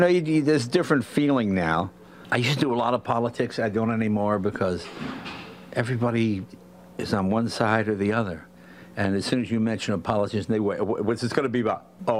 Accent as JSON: {"language": "English", "region": "Massachusetts", "country": "United States", "moved": "yes", "said": "I'm from Massachusetts, so it's like coming home, you know."}